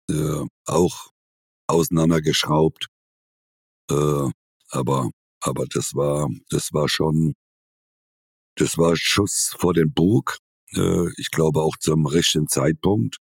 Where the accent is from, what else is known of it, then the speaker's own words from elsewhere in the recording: Rhineland-Palatinate, Germany; moved away; also born or lived in Munich; Ich bin ja Pfälzer, ich bin ja kein Bayer.